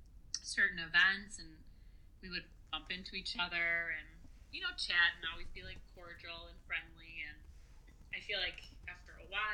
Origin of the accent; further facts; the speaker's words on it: Illinois, United States; I grew up in Illinois.